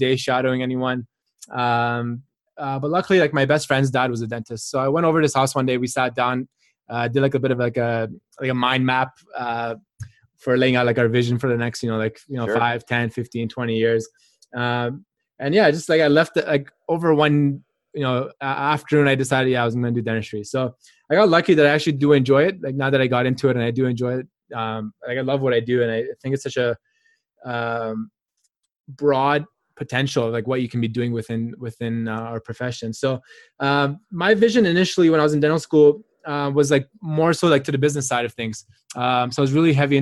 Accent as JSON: {"language": "English", "country": "Canada", "tie": "born or raised there", "said": "I grew up in Canada. I did my undergrad here as well."}